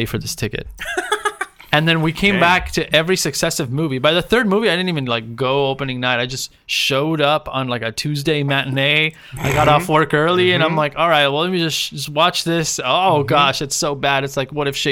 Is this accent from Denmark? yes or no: no; Argentina; also born or lived in Mexico; now in United States; I'm from Argentina. So I was born and raised there